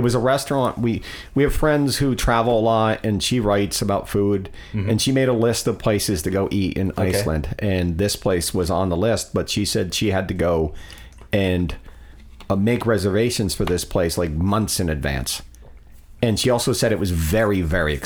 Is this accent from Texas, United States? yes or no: no; Port St. Lucie, Florida, United States; I grew up in Port St. Lucie, went to high